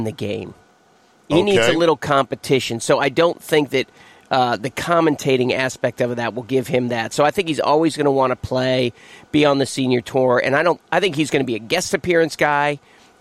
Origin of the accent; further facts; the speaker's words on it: Boston, Massachusetts, United States; I grew up in Boston